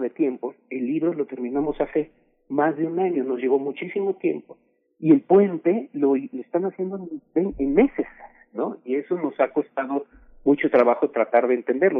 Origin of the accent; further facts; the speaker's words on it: Mexico; somos ahora los mexicanos